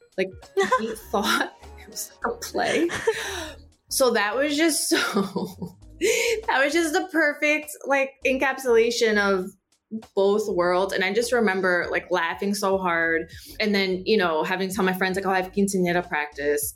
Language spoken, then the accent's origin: English; New Jersey, United States; first language Spanish; English is a second language; my parents moved me to, like, an upper middle class, uh, Caucasian Jewish neighborhood in Central Jersey